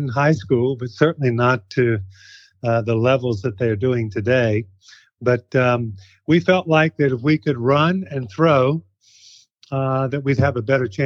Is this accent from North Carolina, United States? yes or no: yes; Kinston, North Carolina, United States; my hometown of Kinston